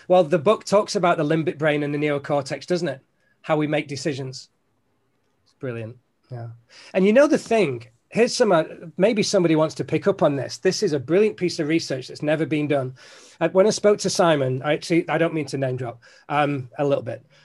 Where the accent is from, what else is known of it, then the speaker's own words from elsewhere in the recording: Manchester, North West England, United Kingdom; I'm from Manchester